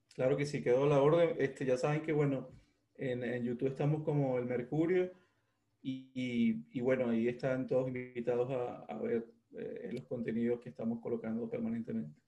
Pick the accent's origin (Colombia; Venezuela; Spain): Venezuela; also born or lived in Ecuador; now in Mexico; con todos los venezolanos en el mundo, viví en Ecuador, ahora estoy en México